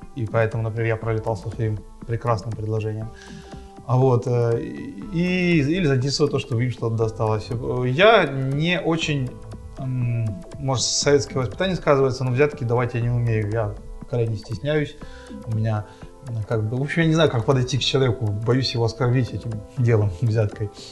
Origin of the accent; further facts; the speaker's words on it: Horishni Plavni, Poltava Oblast, Ukraine; also born or lived in Dnipropetrovsk; now in Kremenchuk, Ukraine; в моем родном городе Комсомольске